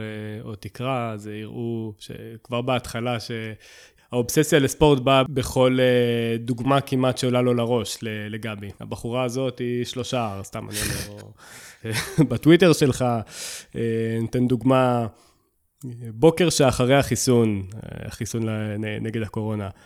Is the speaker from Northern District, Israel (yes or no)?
no; Southern District, Israel; אני, אני מהדרום